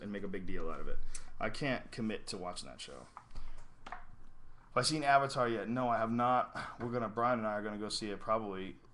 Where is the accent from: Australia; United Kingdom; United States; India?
United States; Boston, Massachusetts; moved away; also born or lived in Colorado; I grew up with Guidos in Boston.